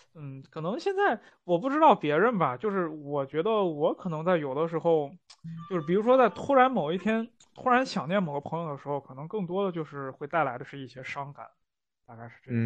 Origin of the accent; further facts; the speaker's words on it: Northwest China, China; 这个是我们西北人的一个特质